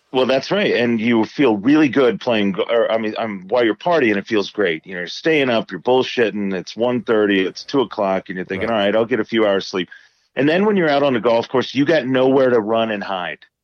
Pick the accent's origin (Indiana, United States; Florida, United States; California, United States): Indiana, United States; growing up in Indiana